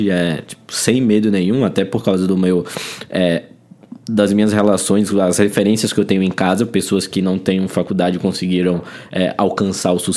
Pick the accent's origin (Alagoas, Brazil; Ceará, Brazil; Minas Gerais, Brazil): Alagoas, Brazil; moved away as an adult; now in São Paulo, Brazil; Cara, sou é alagoano.